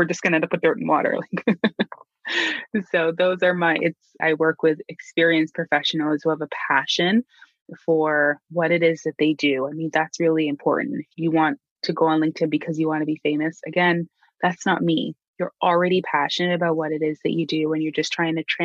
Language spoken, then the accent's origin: English; Canada; As a Canadian